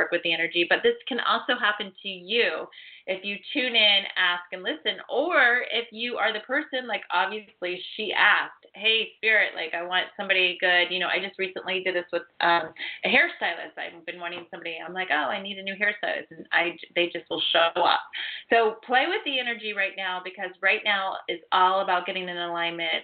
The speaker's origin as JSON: {"language": "English", "region": "Ohio", "country": "United States", "tie": "born or raised there", "moved": "yes", "said": "I was actually born and raised in Ohio on acreage"}